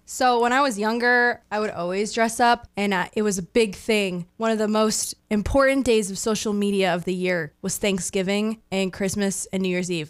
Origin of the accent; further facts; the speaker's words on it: Maine, United States; born and raised.